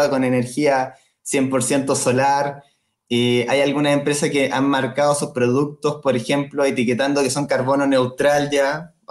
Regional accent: Chillán, Ñuble, Chile; Yo de hecho soy de Chillán

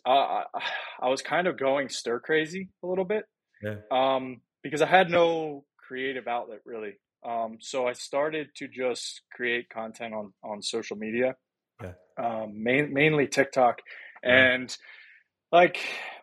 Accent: Virginia, United States; moved away as an adult; also born or lived in Pennsylvania / Philadelphia; now in New York, United States; I was born in Pennsylvania, and then very early on, we moved to Virginia because of my dad's work, and have been in Virginia ever since

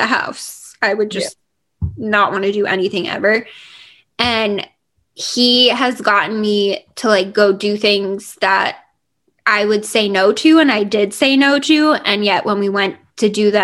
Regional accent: New Jersey, United States; also born or lived in Virginia; growing up in New Jersey

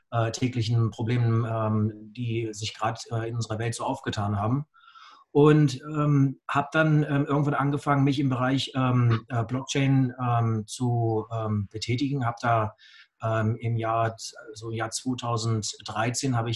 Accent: Augsburg, Bavaria, Germany; Ich komme aus Augsburg.

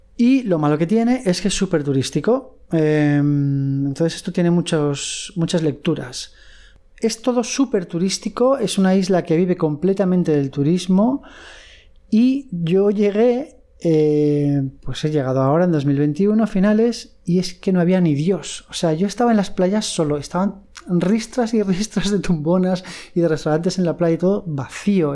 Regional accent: Madrid, Community of Madrid, Spain; now in Thailand; yo soy de Madrid

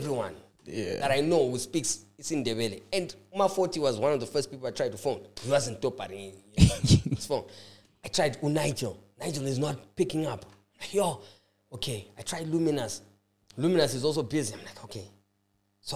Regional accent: Bulawayo, Zimbabwe; I know more Ndebele than I do isiShona ngoba mina ngakhulela

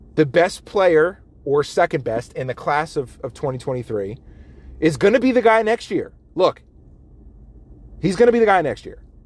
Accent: Las Vegas, Nevada, United States; moved away as an adult; I was born in Las Vegas and I lived there for 30 years

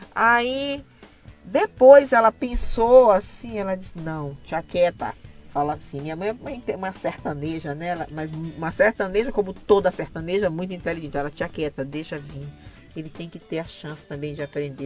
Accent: Maranhão, Brazil; also born or lived in Mirador / São José de Ribamar / São Luís; Eu sou eu sou de Mirador e sou de Ribamar também, ainda sou de São Luís, minha gente, eu sou do Maranhão

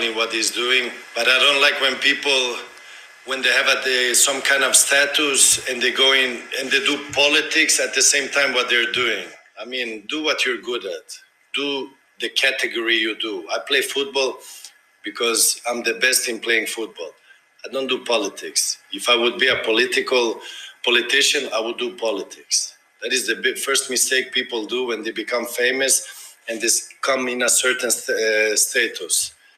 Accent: United States; an American citizen

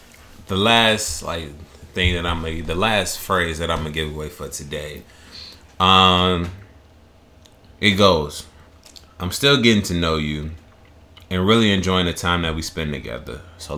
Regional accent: Midwest, United States; Like, I'm from the Midwest, so it's just like

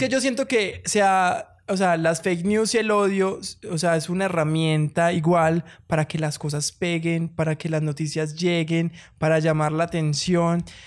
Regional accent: Colombia; somos tan colombianos

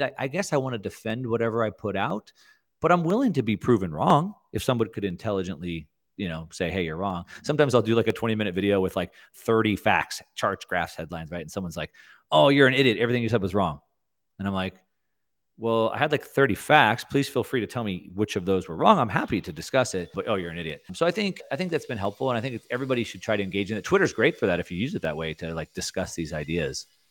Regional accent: South Texas, United States; I grew up in South Texas

